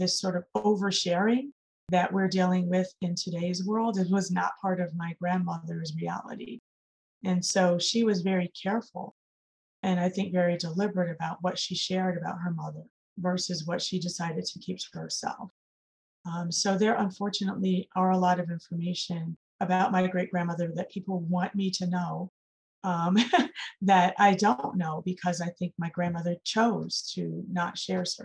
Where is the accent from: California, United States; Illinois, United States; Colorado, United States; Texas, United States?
Illinois, United States; Chicago; I'm from Chicago